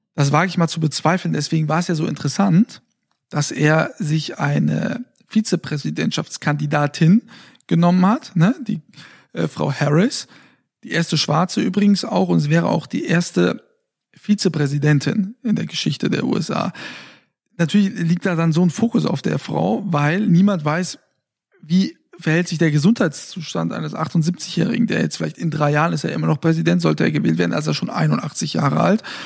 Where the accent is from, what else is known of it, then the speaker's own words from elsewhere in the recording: Fulda, Hesse, Germany; moved away; in meiner Heimatstadt